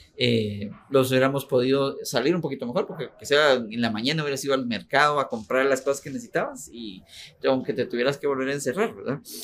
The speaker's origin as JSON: {"language": "Spanish", "country": "Guatemala", "tie": "born or raised there", "also_born_or_lived": "Cobán, Guatemala", "said": "toda mi infancia, la que yo me recuerdo, pues, viví en Imajuyú eh, mucho tiempo, casi, casi 20 años vivía"}